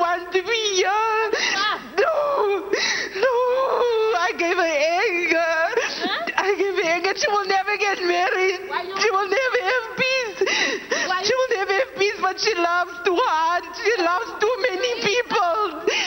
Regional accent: South Africa; I'm from South Africa

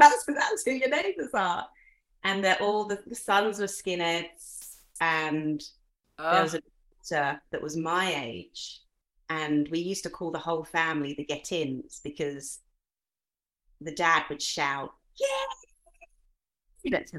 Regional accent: Nigeria; born there; I was born in Africa. So my dad is English. He always joked that he was just plain old Anglo-Saxon.

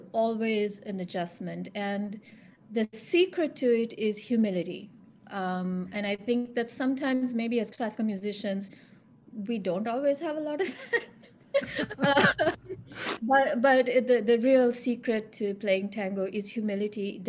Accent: Sri Lanka; now in Toronto, Canada; I'm from Sri Lanka

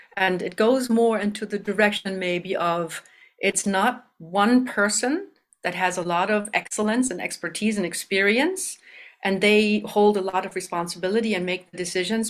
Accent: Germany; moved away as an adult; also born or lived in Canada; now in Madison, United States; I was born in Canada and raised in Germany

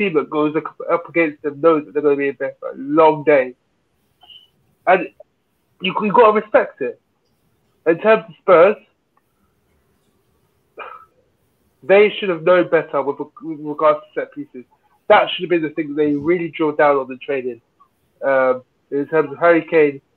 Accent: London, United Kingdom; now in Manchester, United Kingdom; We're from Newham.

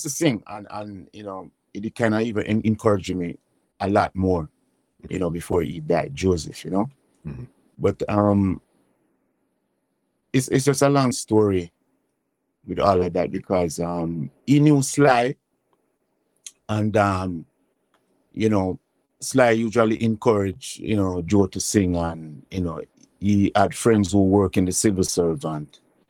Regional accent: Kingston, Saint Andrew, Jamaica; I was born in Waterhouse.

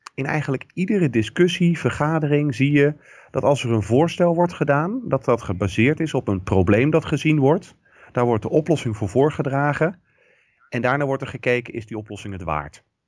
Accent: Rotterdam, South Holland, Netherlands; ik kom uit Rotterdam.

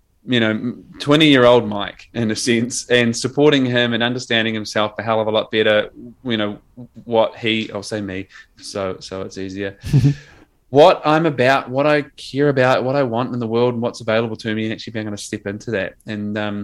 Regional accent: New Zealand; accent: Kiwi; my Kiwi accent

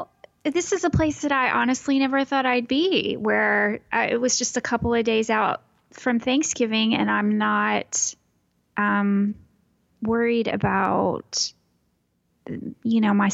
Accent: Texas, United States; It's in my home state in Texas.

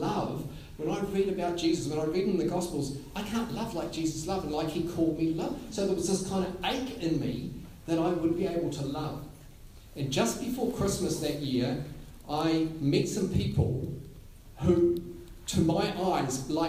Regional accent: Gisborne, New Zealand; I grew up in Gisborne

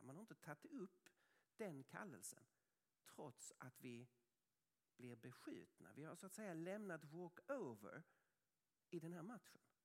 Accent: Sweden

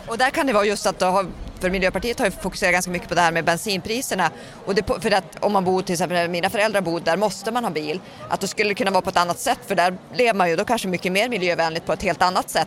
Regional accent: northern Sweden, Sweden; jag är ju från norra Sverige själv

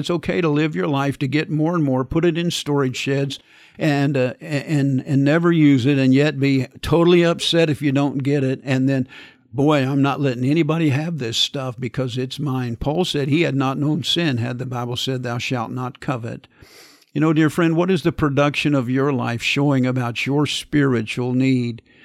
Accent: Kansas, United States; growing up in Kansas in the wintertime with the wind blowing

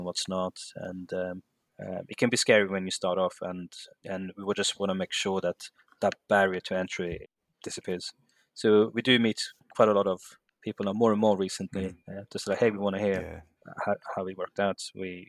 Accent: Sweden; moved away as an adult; now in London, United Kingdom; I'm in London at the moment, and but I'm actually born and raised in Sweden

